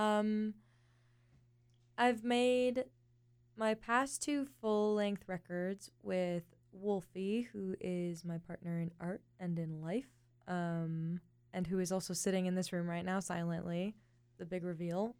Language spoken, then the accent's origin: English; Los Angeles, California, United States; I grew up in the San Fernando Valley